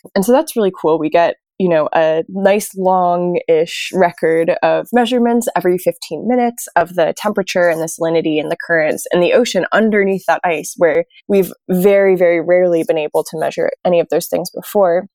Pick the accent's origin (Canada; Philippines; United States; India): United States; New York; moved away as an adult; also born or lived in Maine; So I'm originally from New York, which, although you might not think of it that way, is actually a coastal city